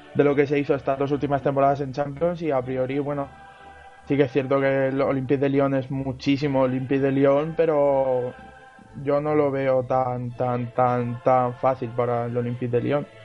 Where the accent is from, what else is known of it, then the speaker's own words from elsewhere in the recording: Region of Murcia, Spain; los tres equipos de mi tierra